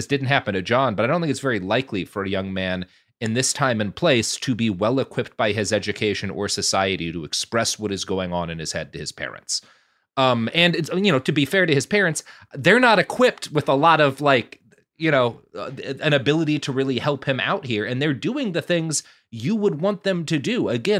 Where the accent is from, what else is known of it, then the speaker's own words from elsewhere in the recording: Plano, Texas, United States; I grew up in Plano, which is, you know, a couple of steps down the economic rung from Highland Park, but not all that far.